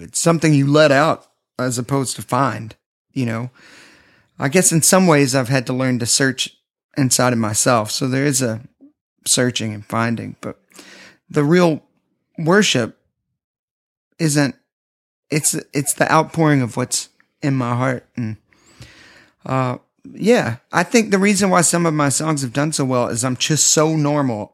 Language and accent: English; Nashville, Tennessee, United States; Growing up in Nashville, I grew up around people that were always promoting themselves.